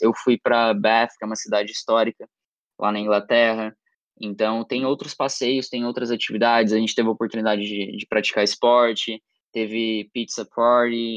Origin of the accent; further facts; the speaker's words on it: Criciúma, Santa Catarina, Brazil; eu tenho 18 anos, sou de Criciúma, Santa Catarina